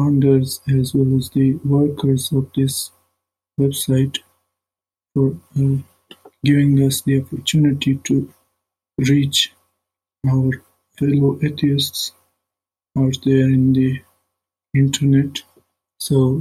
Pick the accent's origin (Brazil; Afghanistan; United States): Afghanistan; I'm from Afghanistan